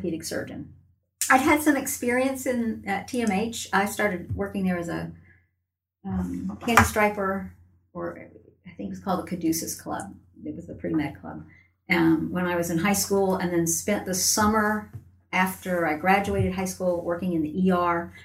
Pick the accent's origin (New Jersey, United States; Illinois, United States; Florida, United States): Florida, United States; Tallahassee; I was born here in Tallahassee